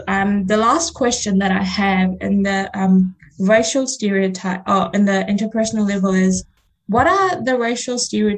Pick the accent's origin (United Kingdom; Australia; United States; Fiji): Fiji; first language Fiji Hindi; English is a second language; my first language is Fiji Hindi, and I speak Hindi, and then I speak English.